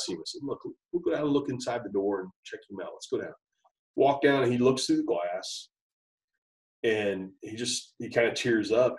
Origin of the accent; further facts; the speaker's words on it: Kettering, Ohio, United States; also born or lived in Beavercreek, Ohio / Dayton, Ohio; I grew up in Dayton, Ohio area. Uh, born and raised in Kettering and Beaver Creek, uh, Ohio.